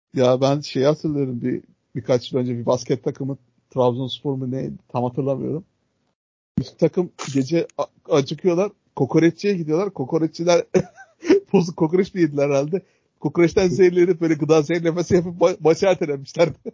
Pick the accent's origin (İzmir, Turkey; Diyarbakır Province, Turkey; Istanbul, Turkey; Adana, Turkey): Adana, Turkey